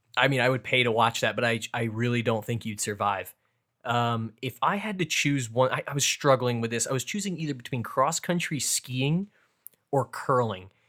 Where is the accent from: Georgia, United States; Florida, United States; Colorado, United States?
Florida, United States; Orlando; my hometown team, the Orlando Magic